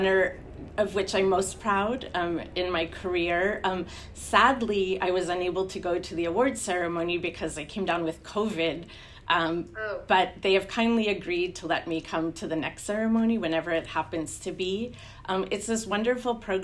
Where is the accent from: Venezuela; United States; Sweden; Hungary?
United States; New Jersey; moved away as an adult; also born or lived in Washington; now in Hoboken, United States; I'm actually from New Jersey